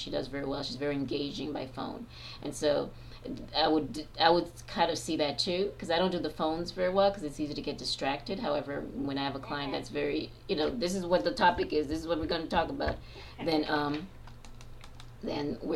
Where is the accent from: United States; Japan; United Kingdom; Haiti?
Haiti; moved away; I am a Black woman, so I'm originally from Haiti